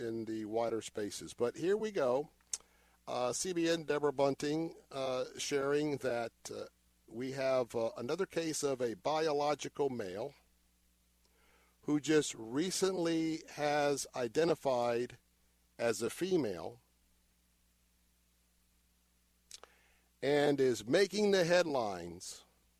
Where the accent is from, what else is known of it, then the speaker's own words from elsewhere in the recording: Tampa, Florida, United States; I was born and raised here in Tampa. Lived in Tampa all of my life.